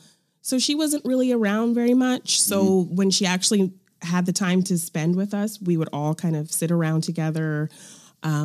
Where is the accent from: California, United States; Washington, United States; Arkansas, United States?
California, United States; Fresno; Fresno, California.